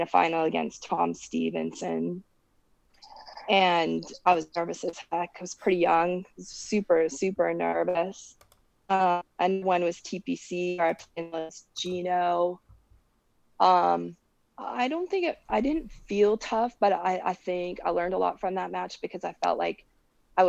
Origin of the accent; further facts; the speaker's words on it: Edmonton, Alberta, Canada; My hometown is Edmonton. All my roots are in Edmonton